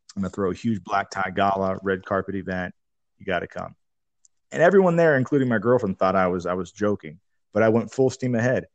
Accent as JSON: {"language": "English", "town": "Tacoma", "region": "Washington", "country": "United States", "tie": "born or raised there", "also_born_or_lived": "Seattle / San Diego", "moved": "as an adult", "said": "I moved back to my hometown in Tacoma"}